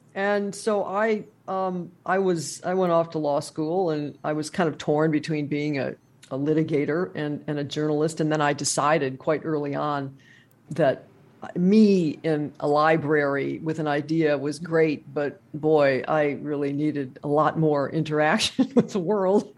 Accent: Wisconsin, United States; now in Kenosha, United States

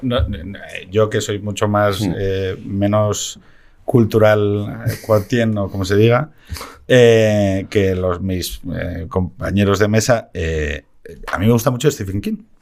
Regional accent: Gijón, Asturias, Spain; moved away; yo también me piro mm. de Gijón

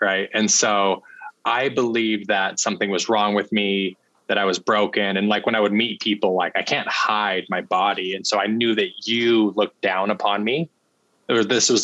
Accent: Salt Lake City, Utah, United States; I grew up in Salt Lake City, Utah. Okay. And born and raised there, loved my childhood

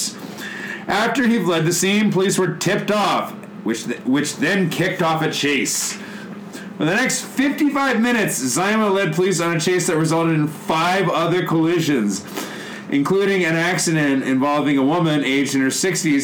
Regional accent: Chicago, Illinois, United States; moved away as an adult; also born or lived in Kitakyushu, Japan; now in Japan; I'm from Chicago

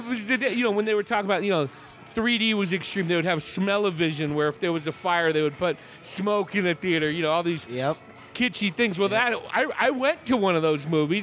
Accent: Hayward, California, United States; now in Prescott, United States; we grew up on the San Andreas and the Hayward

